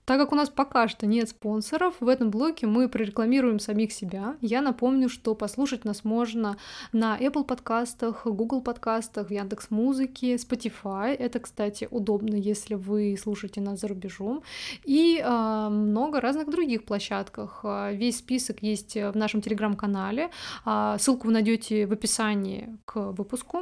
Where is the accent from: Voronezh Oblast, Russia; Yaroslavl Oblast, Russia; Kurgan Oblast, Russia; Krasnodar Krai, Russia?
Voronezh Oblast, Russia; Voronezh; мы из Воронежа, э, мы не в Москве живем